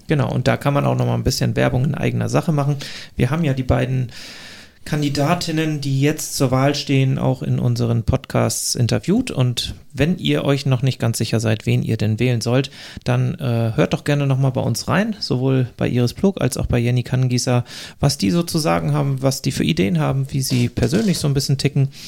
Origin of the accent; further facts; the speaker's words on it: Glückstadt, Schleswig-Holstein, Germany; aus meiner Heimatgemeinde in Glückstadt an der Elbe